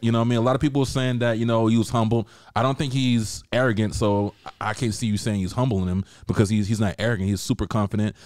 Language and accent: English; the South, United States; I'm from the South. That's a normal black girl in the South.